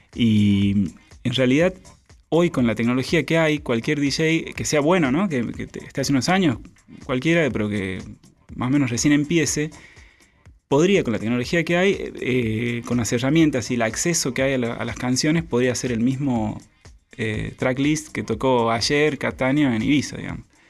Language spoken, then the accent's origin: Spanish; Santiago del Estero, Argentina; accent: tonada santiagueña; moved away as an adult; now in Buenos Aires, Argentina; Soy santiagueño, Santiago del Estero Capital